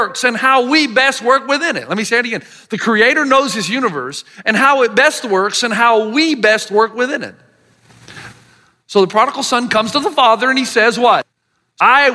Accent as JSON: {"language": "English", "area": "the South", "region": "Southern United States", "country": "United States", "accent": "Southern", "said": "my Southern accent"}